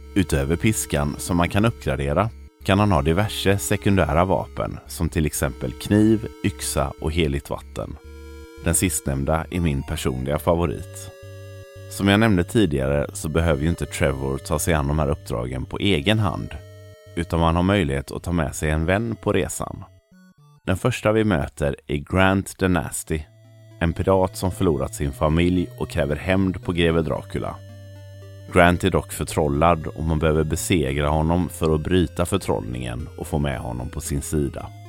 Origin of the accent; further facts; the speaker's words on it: Sweden; här hemma i Sverige